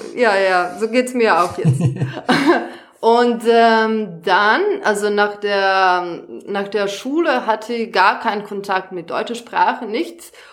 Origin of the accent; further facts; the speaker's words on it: Serbia; German is a second language; moved away as an adult; now in Germany; ich komme ursprünglich aus Serbien